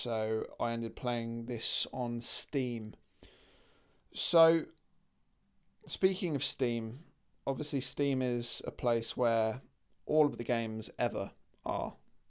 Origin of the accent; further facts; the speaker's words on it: United Kingdom; So we're British, so we complain.